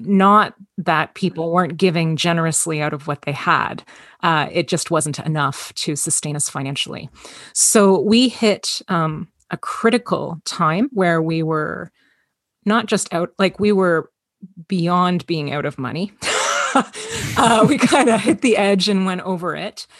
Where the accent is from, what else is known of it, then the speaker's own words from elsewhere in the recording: Toronto, Ontario, Canada; I was, uh, born and raised in Toronto, Ontario, Canada. Um, it's been my home my entire life.